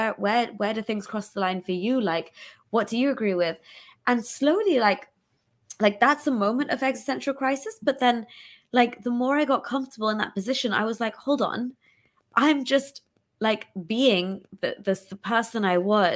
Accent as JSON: {"language": "English", "country": "United Kingdom", "also_born_or_lived": "Pakistan", "said": "I'm still Pakistani, I'm still British"}